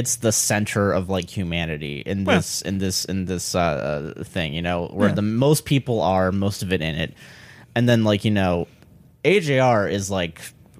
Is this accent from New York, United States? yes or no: yes; Brooklyn, New York, United States; Hey, yo, I'm from Brooklyn.